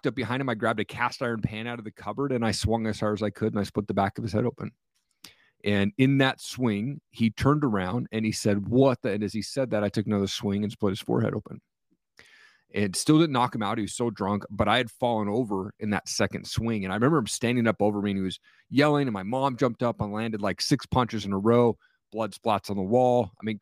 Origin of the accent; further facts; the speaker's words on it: Kennewick, Washington, United States; I grew up in Eastern Washington, in a place called Tri-Cities, or Kennewick, Washington was the exact city there.